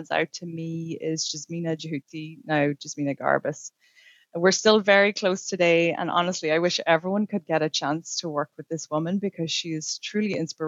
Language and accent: English; Ireland; moved away as an adult; now in Canada; To explain the accent, I came from Ireland 12 years ago